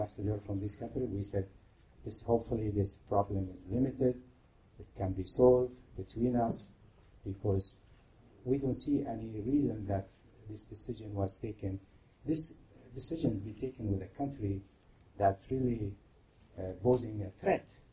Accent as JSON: {"language": "English", "country": "Qatar", "said": "I am from Qatar."}